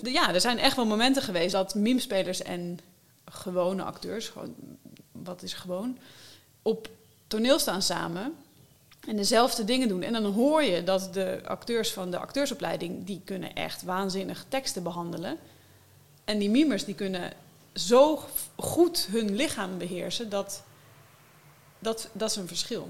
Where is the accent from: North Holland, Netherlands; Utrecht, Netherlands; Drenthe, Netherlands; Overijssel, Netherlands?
North Holland, Netherlands; Alkmaar; moved away; also born or lived in Amsterdam / Wageningen; Mijn leven begon in Alkmaar in het ziekenhuis.